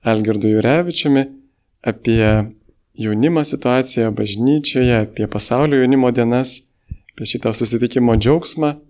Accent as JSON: {"language": "Lithuanian", "country": "Lithuania"}